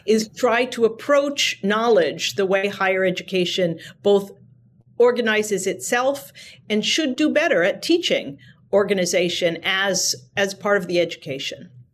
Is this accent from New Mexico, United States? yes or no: no; New Hampshire, United States; growing up in New Hampshire, working on presidential campaigns